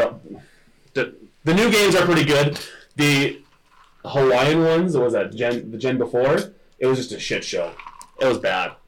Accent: Drumheller, Alberta, Canada; I grew up on an acreage about 20 minutes outside of Drumheller

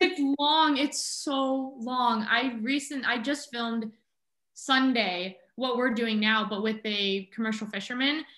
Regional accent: Southern California, United States; moved away as an adult; now in Juneau, United States; I'm originally from Southern California

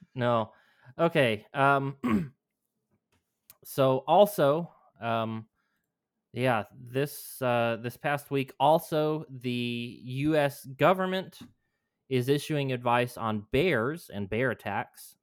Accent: New Mexico, United States; moved away; my home state

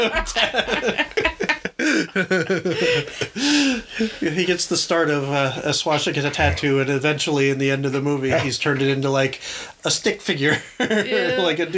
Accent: Ohio, United States; we're from Ohio

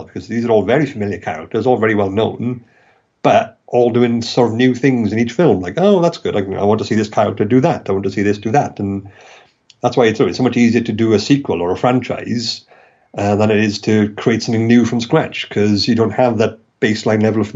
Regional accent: Wales, United Kingdom; accent: Welsh; my ridiculous Welsh accent

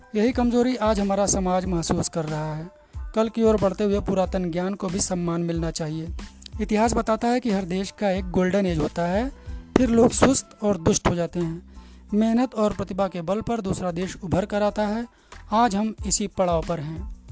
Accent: Ratlam, Madhya Pradesh, India; मैं रतलाम में जन्मी हूँ

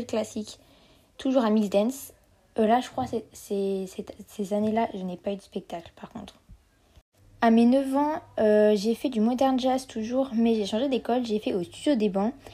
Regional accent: Geneva, Switzerland; j'ai 15 ans et je viens de Genève.

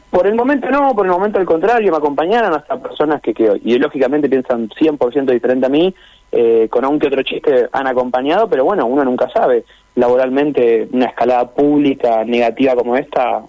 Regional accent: Lanús, Buenos Aires Province, Argentina; soy de Buenos Aires, Lanús, y me vine a trabajar unos días a la Patagonia

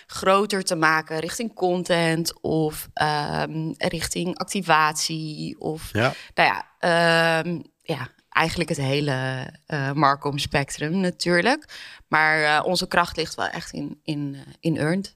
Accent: Amsterdam, North Holland, Netherlands; ik ben zelf Amsterdammer

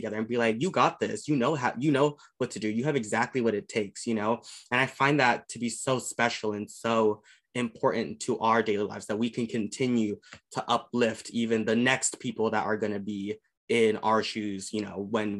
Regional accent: Southern California, United States; I'm from SoCal region

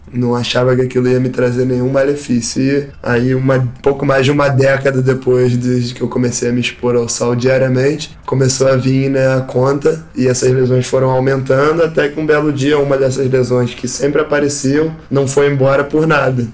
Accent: Rio de Janeiro, Brazil; sou carioca, nascido e criado aqui no Rio de Janeiro

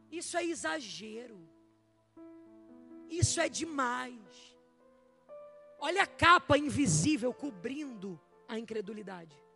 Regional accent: Rio de Janeiro, Brazil; Eu vim lá do Rio de Janeiro como uma voz profética.

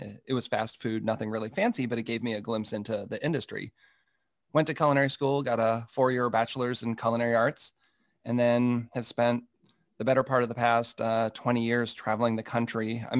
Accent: Massachusetts, United States; Yeah, so I grew up in Massachusetts, a little outside of Boston

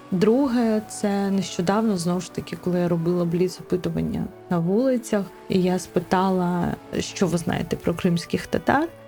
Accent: Crimea, Ukraine; Мені дуже не подобається, коли я кажу, що я кримська татарка, і мені одразу кажуть: блін, у вас такі смачні чебуреки, а я знаю мусафір.

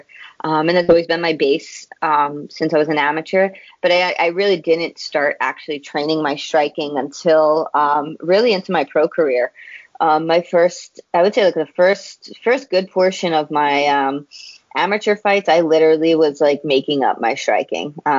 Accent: New York City, New York, United States; now in Long Island, United States; I was born and raised in Queens

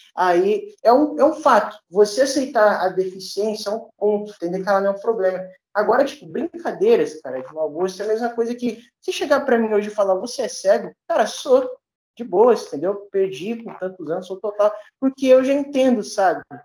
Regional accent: Duque de Caxias, Rio de Janeiro, Brazil; eu sou aqui da Baixada Fluminense, sou de, de, Duque de Caxias

